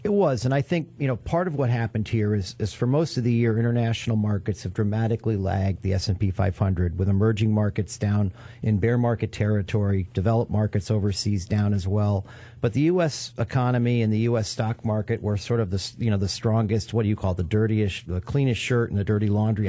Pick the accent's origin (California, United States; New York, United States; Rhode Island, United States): New York, United States; moved away; I'm from New York